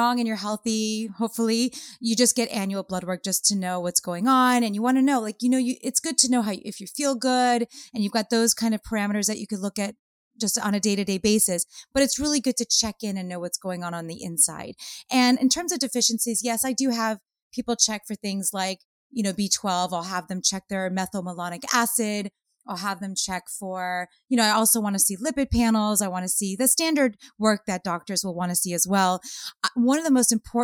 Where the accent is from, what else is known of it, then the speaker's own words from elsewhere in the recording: Los Angeles, California, United States; I grew up in Hollywood